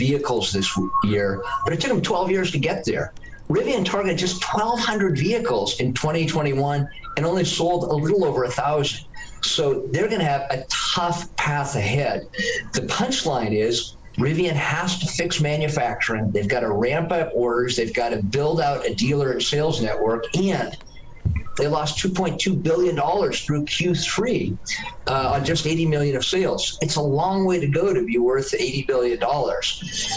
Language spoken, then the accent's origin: English; United States; as an American